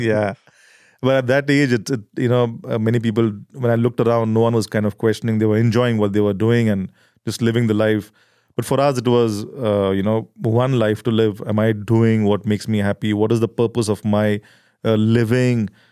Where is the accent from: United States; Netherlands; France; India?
India; we are farmers from India. And, uh, we come from a small village in the heartland of rural India